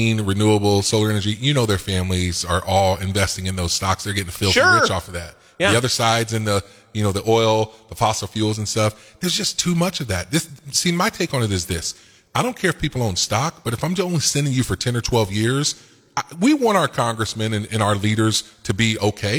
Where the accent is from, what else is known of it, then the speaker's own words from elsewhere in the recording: United States; I am an American